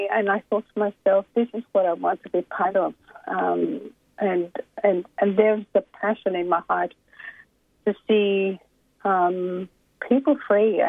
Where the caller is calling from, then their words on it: Brisbane, Queensland, Australia; I'm calling actually from Brisbane.